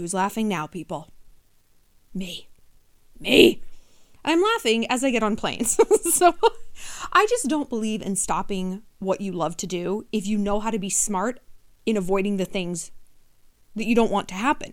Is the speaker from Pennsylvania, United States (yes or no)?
no; New York City, New York, United States; as a New Yorker